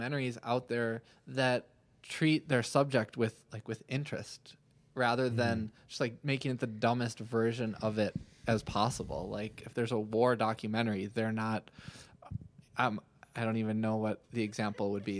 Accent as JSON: {"language": "English", "region": "Minnesota", "country": "United States", "said": "I'm from Minnesota"}